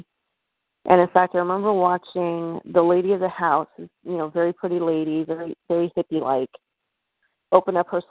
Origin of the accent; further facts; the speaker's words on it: Bennington, Vermont, United States; I'm originally from Bennington, Vermont, and the town itself has a lot of mystery concerning it.